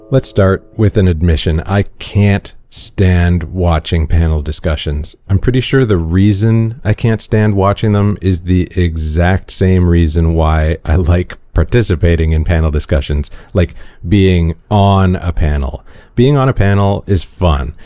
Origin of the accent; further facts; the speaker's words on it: Toronto, Ontario, Canada; growing up white and male in Toronto